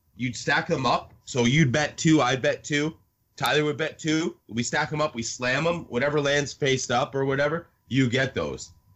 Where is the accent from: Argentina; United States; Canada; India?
Canada; since I'm Canadian